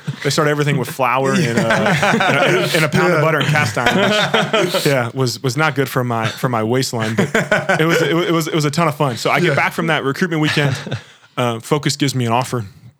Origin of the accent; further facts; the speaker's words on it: Kentucky, United States; moved away as an adult; also born or lived in Boston; I grew up in Kentucky my whole life, and just needed something new.